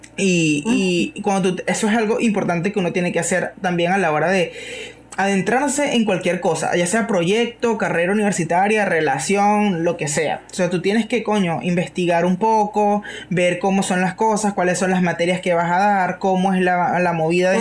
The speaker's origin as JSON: {"language": "Spanish", "town": "Guacara", "region": "Carabobo", "country": "Venezuela", "said": "aquí en, en, Guacara, yo soy de Guacara"}